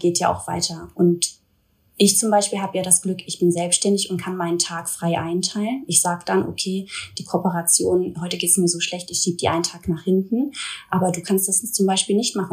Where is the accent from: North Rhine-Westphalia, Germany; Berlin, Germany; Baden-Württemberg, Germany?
North Rhine-Westphalia, Germany; Duisburg; now in Cologne, Germany; Ich lebe zurzeit in Köln, komme aber gebürtig aus Duisburg, also ich bin eine kleine Robotperle